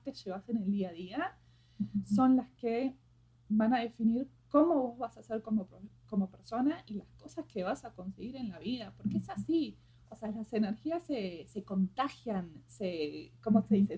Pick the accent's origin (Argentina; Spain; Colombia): Argentina; moved away; a pesar de que soy argentina, nunca me sentí argentina